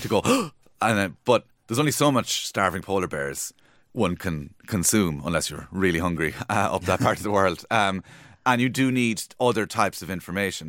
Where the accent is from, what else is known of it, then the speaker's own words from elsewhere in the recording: Cork, Munster, Ireland; moved away; I'm from Cork